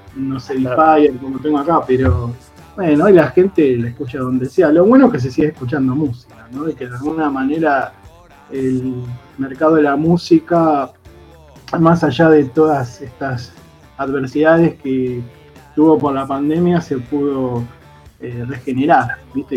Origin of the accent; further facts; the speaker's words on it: Buenos Aires, Argentina; also born or lived in Palermo, Buenos Aires; yo soy de Villaluro, vivo en Palermo, pero la casa de mi vieja es en Villaluro, que es un barrio, para el que no sepa, ahí en Mendoza, entre Liniers y Floresta, del oeste de Capital